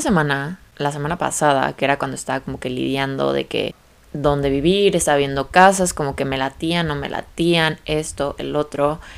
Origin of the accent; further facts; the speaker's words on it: Guadalajara, Jalisco, Mexico; moved away as an adult; now in Guadalajara, Mexico; ya mi familia ya no vive en la ciudad de la que soy, que soy de Guadalajara